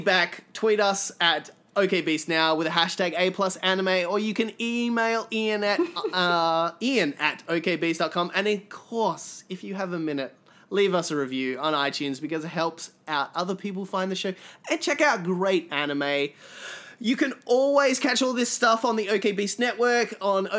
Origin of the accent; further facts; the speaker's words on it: Australia; accent: Australian; people speak my accent back at me